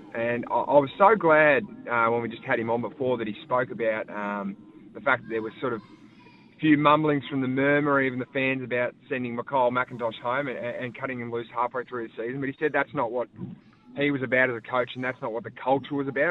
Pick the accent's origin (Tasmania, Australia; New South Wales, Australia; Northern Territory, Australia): Tasmania, Australia; born or raised there; moved away as an adult; now in Victoria, Australia